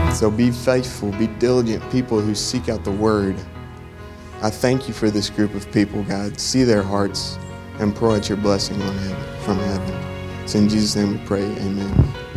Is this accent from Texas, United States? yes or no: yes; Plainview, Texas, United States; I'm from Plainview, Texas. That's in between Lubbock and Amarillo, up there in the panhandle.